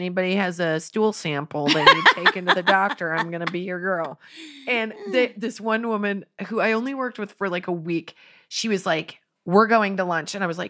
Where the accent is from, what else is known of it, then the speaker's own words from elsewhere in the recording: Finland; You know, I'm from Finland. I'm celebrating this day.